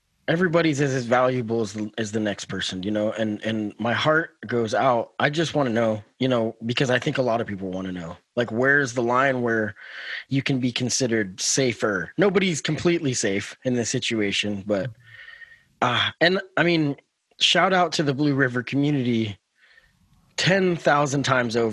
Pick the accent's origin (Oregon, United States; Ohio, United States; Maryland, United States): Oregon, United States; we're all Oregonians